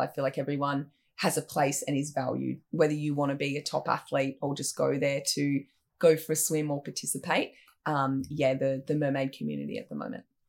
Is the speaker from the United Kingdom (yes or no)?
no; Sawtell, New South Wales, Australia; also born or lived in Brisbane; I grew up in Sawtelle in New South Wales, actually born in Brisbane